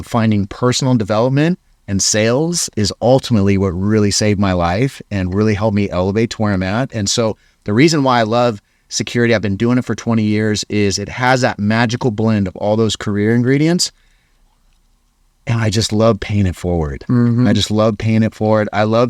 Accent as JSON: {"language": "English", "region": "Hawaii", "country": "United States", "said": "I came from Hawaii, and now I'm in Utah."}